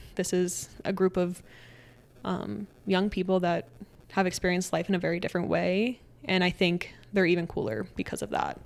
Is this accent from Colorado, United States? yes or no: yes; Aurora, Colorado, United States; also born or lived in Texas; we moved back to Colorado, and I grew up in the Aurora Centennial area outside of Denver.